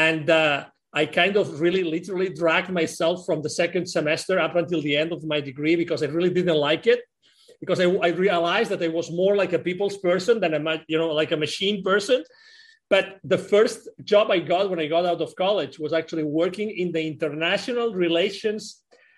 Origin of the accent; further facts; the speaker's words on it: Spain; also born or lived in Mexico; now in Plano, United States; I'm originally from Spain, but I moved from Mexico to here 10 years ago.